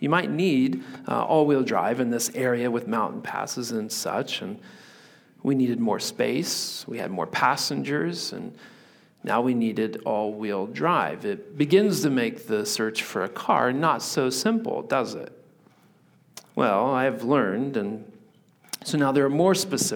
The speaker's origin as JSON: {"language": "English", "region": "Indiana", "country": "United States", "tie": "born or raised there", "also_born_or_lived": "Virginia Beach, Virginia", "moved": "as an adult", "lives_now": "Pacific Northwest, United States", "said": "I grew up in Indiana where everything is flat"}